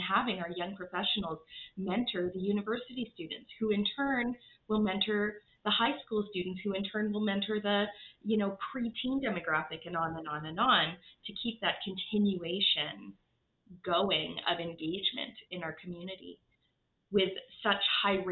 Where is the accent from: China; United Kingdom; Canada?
Canada; Regina, Saskatchewan; now in Calgary, Canada; I grew up in Regina, Saskatchewan.